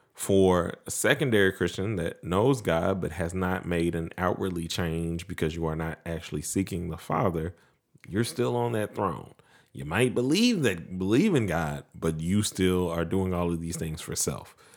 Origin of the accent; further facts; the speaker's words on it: Mount Pleasant, United States; moved away; the same closeness that we grew up with in Mount Pleasant.